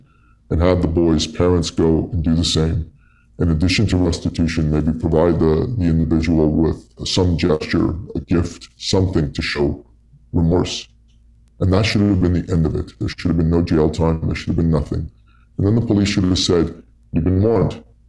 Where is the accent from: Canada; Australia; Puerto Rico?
Canada; And they've always felt proud of being Canadian, of our tolerant nature, of the fact that we're really amazing at hockey and things like that.